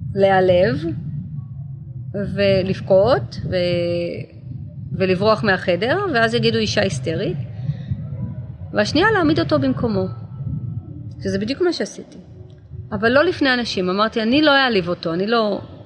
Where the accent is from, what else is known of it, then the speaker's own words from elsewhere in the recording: Israel; now in Los Angeles, United States; אבל אני הייתי בצבא, אני ישראלית